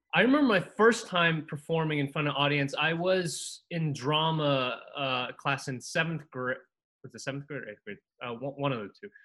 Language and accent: English; Costa Rica; now in United States; I came here from Costa Rica, and it was just a new land, new new country.